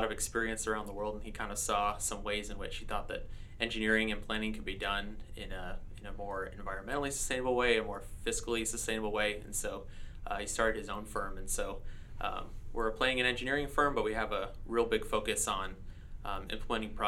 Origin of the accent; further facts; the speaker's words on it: Allen, Texas, United States; moved away as an adult; also born or lived in Longview, Texas; now in Shreveport, United States; I grew up in Allen, Texas, and went to school there